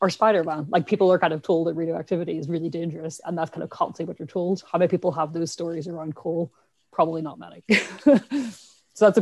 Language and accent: English; Ireland; accent: Irish; My accent is very Irish. I'm from Ireland, where we don't have nuclear power stations